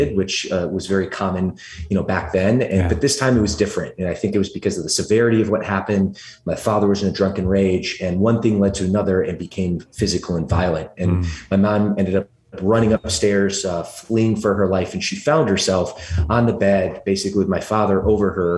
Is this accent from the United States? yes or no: yes; Atlanta, Georgia, United States; accent: thick southern drawl; also born or lived in Michigan; now in California, United States; originally, I'm actually from the deep south of Atlanta, Georgia. When I was a little guy, I used to talk with a thick southern drawl